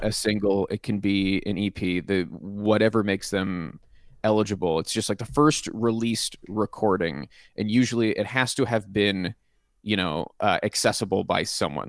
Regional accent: Pittsburgh, Pennsylvania, United States; I'm from Pittsburgh, and my dad is from Cleveland

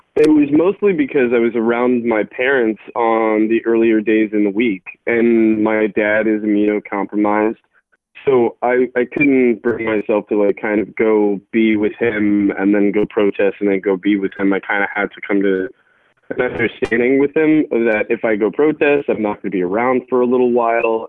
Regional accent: Arlington, United States; I'm from Arlington

